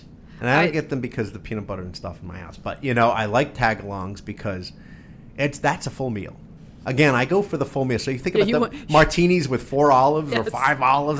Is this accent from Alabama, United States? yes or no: no; New Jersey, United States; I'm from Jersey.